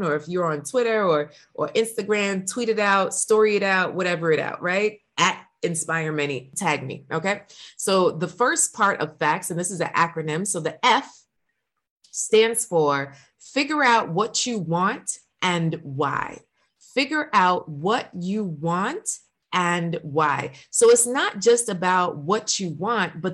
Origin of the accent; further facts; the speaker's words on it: New York, United States; I'm from New York